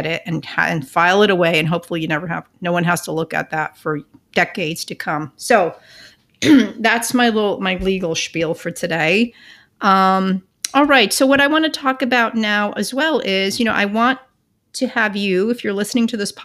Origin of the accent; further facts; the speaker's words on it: Northern New Jersey, United States; about 12 miles from where I grew up in Northern Jersey